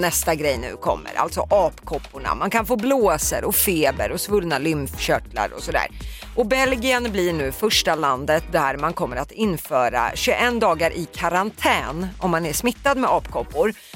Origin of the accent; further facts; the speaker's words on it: Södertälje, Stockholm County, Sweden; det är mina hemtrakter